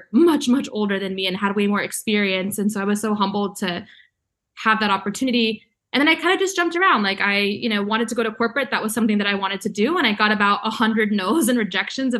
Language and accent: English; Vero Beach, Florida, United States; my journey really just begins at a young age, you know, living in Vero Beach, Florida. And I think growing up, I was, you know, there weren't a lot of, you know, Latinos in my hometown.